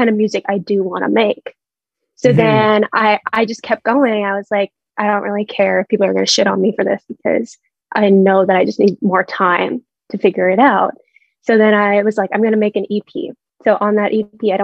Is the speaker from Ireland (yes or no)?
no; Vancouver, British Columbia, Canada; we're all from like the same city